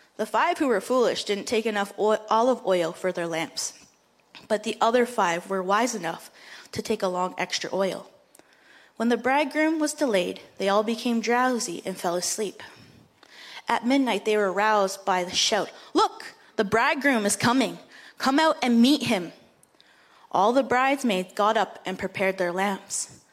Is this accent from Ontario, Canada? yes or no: yes; Moose Deer Point, Ontario, Canada; I come from a small village, a reservation of about 400 people that is north of your church by six hours, called Moose Deer Point or Flat Rock